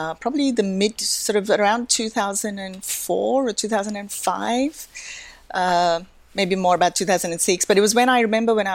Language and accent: English; Australia; moved away as an adult; also born or lived in India; now in Hong Kong; I was born in India, but lived most of my life in Australia